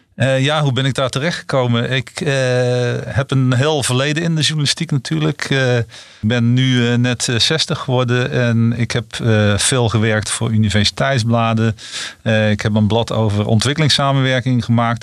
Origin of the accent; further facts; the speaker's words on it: North Brabant, Netherlands; ik kom, ik kom zelf uit Brabant en weliswaar uit de Brabantse stad.